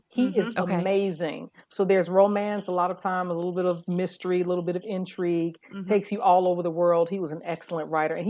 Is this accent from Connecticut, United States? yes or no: no; Chicago, Illinois, United States; I was born and raised in Chicago.